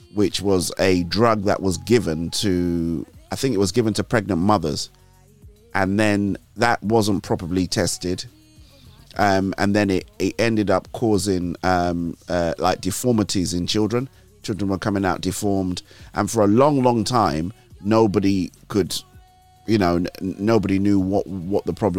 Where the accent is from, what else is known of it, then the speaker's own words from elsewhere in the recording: Nigeria; moved away; I grew up with him in Nigeria